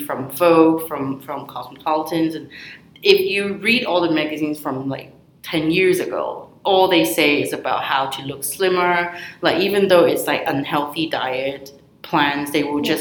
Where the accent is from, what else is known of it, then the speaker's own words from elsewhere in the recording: Hong Kong; born and raised in Hong Kong, this is the main problem that we were facing as we were growing up